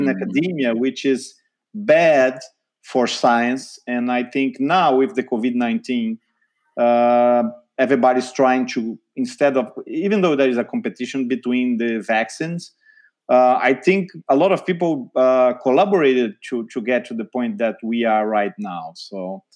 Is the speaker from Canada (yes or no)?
no; Brazil; moved away as an adult; also born or lived in São Paulo, Brazil; now in United States; I'm from Brazil, actually, South America